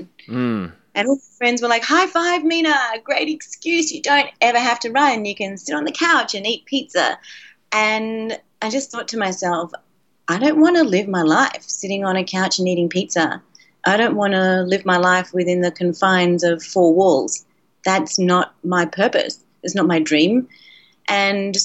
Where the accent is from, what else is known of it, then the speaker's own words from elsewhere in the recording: Australia; when I was a kid, and I grew up in Australia